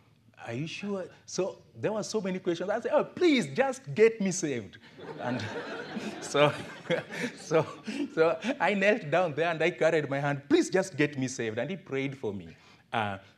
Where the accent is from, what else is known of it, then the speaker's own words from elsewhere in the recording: Kisumu, Kisumu County, Kenya; also born or lived in Ongata Rongai, Kenya; now in Homa Bay, Kenya; I was born in Kisumu town. My parents lived in a slum. As I was growing up, we were sitting on stones in our house